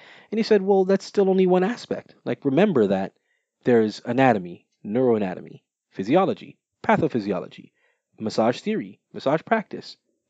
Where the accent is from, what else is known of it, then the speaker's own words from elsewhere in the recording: Jamaica; I am Jamaican.